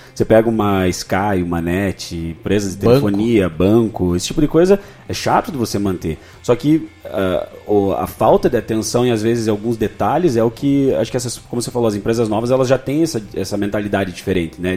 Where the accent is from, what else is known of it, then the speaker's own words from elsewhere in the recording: Brazil; nós como brasileiros